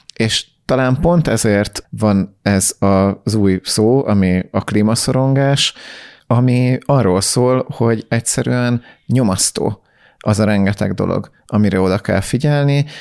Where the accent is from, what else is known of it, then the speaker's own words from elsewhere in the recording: Hungary; Magyarként sokkal jobban bennünk van ez, mert mi nem egy jóléti társadalomból jöttünk